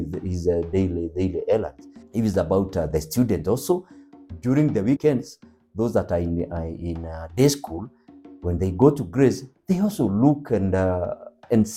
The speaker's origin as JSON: {"language": "English", "area": "Lake Ol Bolossat", "region": "Nyandarua County", "country": "Kenya", "tie": "born or raised there", "said": "I was raised near Lake Ol Bolossat"}